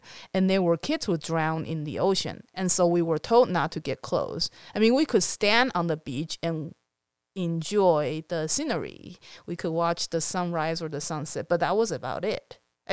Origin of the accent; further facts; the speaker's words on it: Taiwan; I was growing up in Taiwan